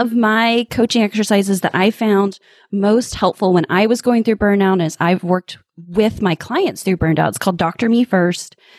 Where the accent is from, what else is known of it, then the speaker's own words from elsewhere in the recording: Midwest, United States; I'm from the Midwest